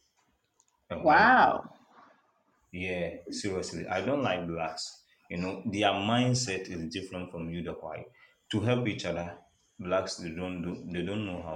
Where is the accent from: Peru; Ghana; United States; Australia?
Ghana; I'm from Ghana